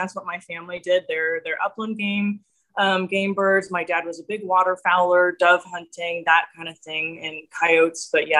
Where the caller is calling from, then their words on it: Nebraska, United States; So I am joining you from central Nebraska, halfway between two small towns, Ord and North Loop.